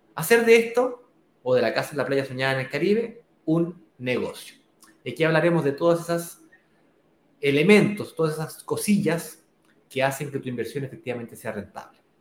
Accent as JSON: {"language": "Spanish", "country": "Chile", "tie": "born or raised there", "said": "mi país natal, Chile"}